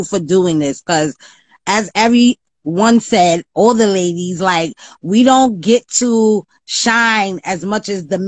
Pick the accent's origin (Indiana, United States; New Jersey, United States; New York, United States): New York, United States; New York City; I'm from Harlem. You know, we real fly out here.